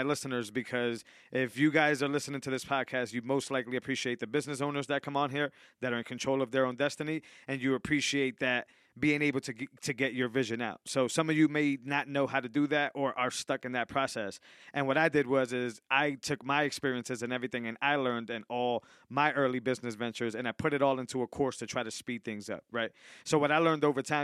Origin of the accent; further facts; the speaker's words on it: Worcester, Massachusetts, United States; I grew up in the valley.